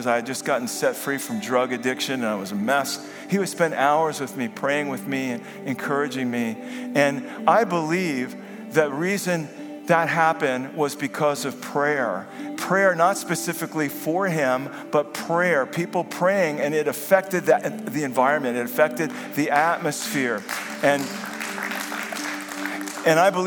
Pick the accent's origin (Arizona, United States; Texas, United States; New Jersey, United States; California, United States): New Jersey, United States; Vineland; over South Jersey, over Vineland, my hometown, New Jersey